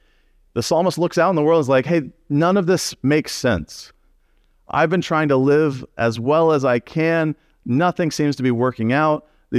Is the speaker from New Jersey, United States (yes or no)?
no; Texas, United States